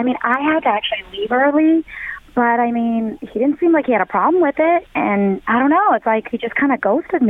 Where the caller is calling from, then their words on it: Huber Heights, Ohio, United States; I'm calling from Huber Heights.